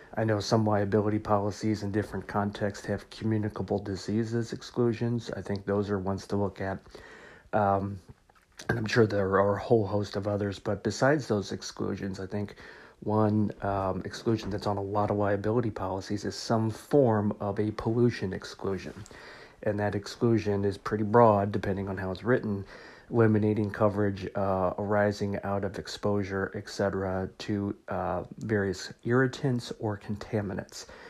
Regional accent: Missouri, United States; my home state of Missouri

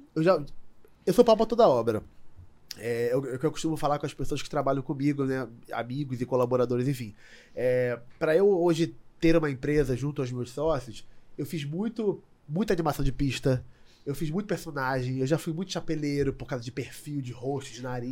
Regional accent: Rio de Janeiro, Brazil; eu sou nascido e criado em Madureira

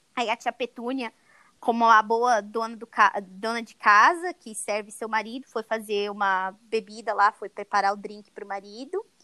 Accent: Brazil; moved away; como brasileira morando fora do Brasil

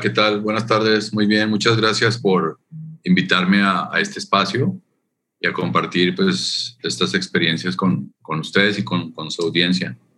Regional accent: Colombia; moved away as an adult; also born or lived in Canada / Toronto, Canada; now in Mérida, Mexico; mi origen, soy de Colombia, nací en Colombia y de ahí me fui a vivir a Canadá 10 años

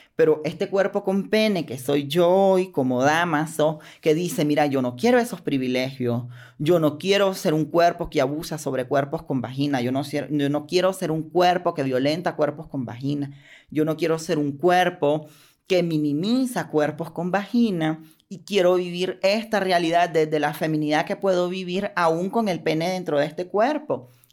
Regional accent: Nicaragua; soy ciudadana de Nicaragua

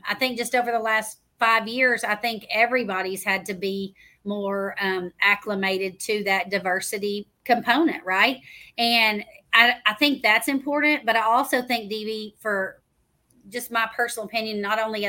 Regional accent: Waco, Texas, United States; moved away as an adult; now in Midlothian, United States; my hometown of Waco

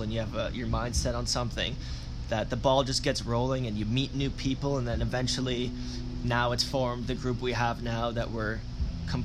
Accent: Oakville, Ontario, Canada; I was probably the only one that grew up in Oakville.

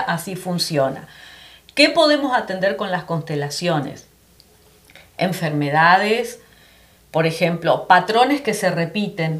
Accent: Argentina; moved away as an adult; also born or lived in Florida; now in United States; yo soy argentina, ya va a ser nueve años que emigré aquí

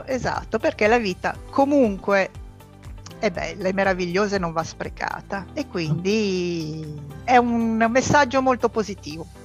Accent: Milan, Lombardy, Italy; io sono di Milano, sono milanese doc da tre generazioni

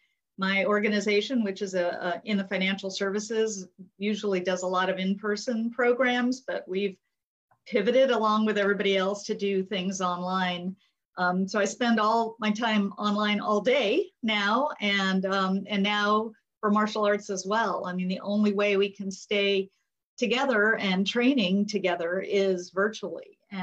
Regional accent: Japan; born there; I was born in Japan. I was raised in Asia.

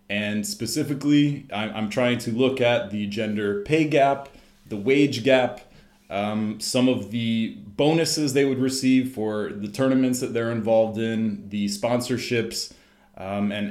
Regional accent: Miami, Florida, United States; growing up in Miami, Florida

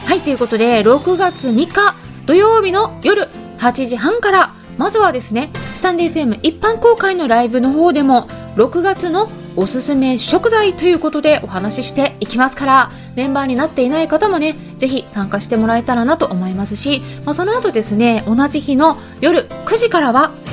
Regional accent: Sapporo, Hokkaido, Japan; now in United Kingdom; 北海道の札幌生まれなんですけれども

